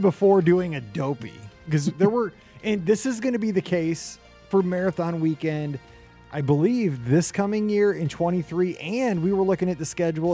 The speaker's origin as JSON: {"language": "English", "region": "Midwest", "country": "United States", "tie": "born or raised there", "said": "growing up in the Midwest in the 80s"}